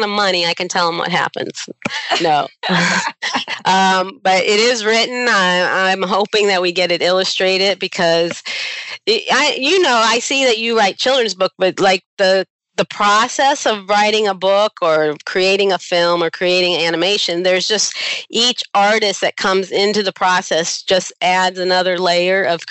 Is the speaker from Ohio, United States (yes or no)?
yes; Barberton, Ohio, United States; I was born in Barberton, Ohio, which is right next to Akron.